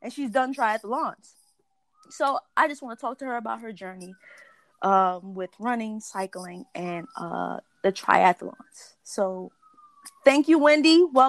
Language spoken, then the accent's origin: English; New York City, New York, United States; we're from the Bronx